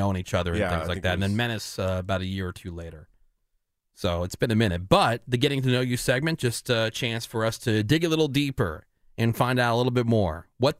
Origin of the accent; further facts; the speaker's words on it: Plainsboro, New Jersey, United States; also born or lived in Pittsburgh, Pennsylvania; I was born in Pittsburgh, Pennsylvania. Raised, though, in Plainsboro, New Jersey, which is just outside of Princeton.